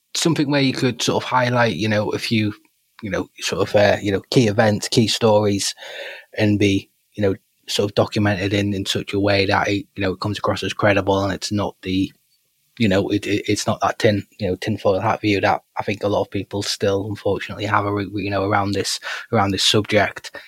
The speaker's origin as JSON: {"language": "English", "country": "United Kingdom", "said": "part of being British"}